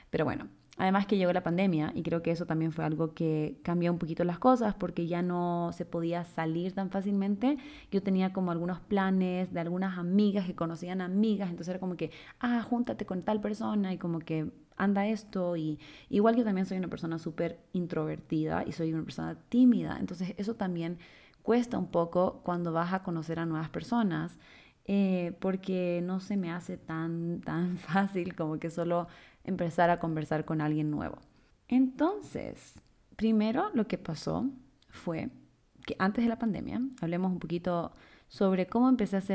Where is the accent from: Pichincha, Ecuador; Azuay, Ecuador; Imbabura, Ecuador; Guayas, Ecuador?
Guayas, Ecuador; Guayaquil; now in Quito, Ecuador; me mudé de Guayaquil a Quito eh, y ahí fue cuando entré a la universidad, pero tampoco conocía a nadie en Quito.